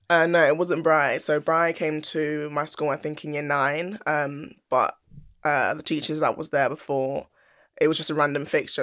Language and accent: English; London, United Kingdom; moved away as an adult; I loved growing up in South London